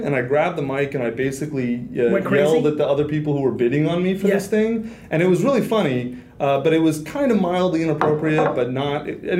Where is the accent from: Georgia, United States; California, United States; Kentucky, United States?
Kentucky, United States; Kentucky. {S0} Like, {S2} love it. Total BFE Kentucky. Nowhere Kentucky, yeah.